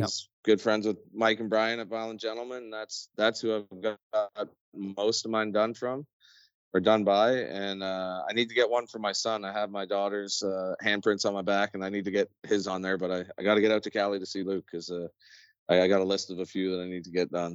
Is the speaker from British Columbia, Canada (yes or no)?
no; near Barrie, Ontario, Canada; we moved back home to my hometown, menacing, uh, well, just outside of Barrie, Ontario